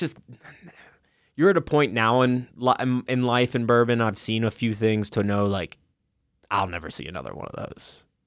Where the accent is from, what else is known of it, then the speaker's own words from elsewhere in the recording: Kentucky, United States; growing up in Kentucky